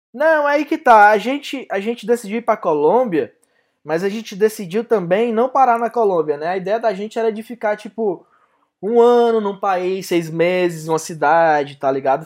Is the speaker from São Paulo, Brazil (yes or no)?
no; Fortaleza, Ceará, Brazil; eu sou aqui, né, de Fortaleza